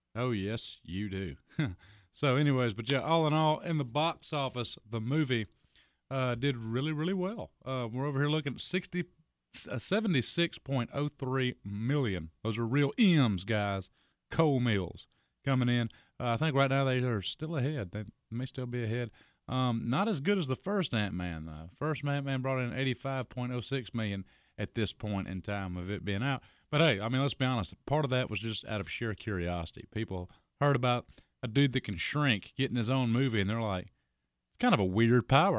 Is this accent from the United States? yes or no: yes; United States; I'm an American